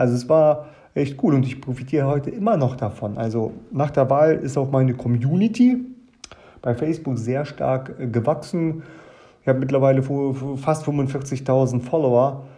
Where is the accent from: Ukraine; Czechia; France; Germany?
Germany; also born or lived in Kazakhstan; Ich bin in Kasachstan geboren, äh, bin mit meinem achten Lebensjahr nach Deutschland gekommen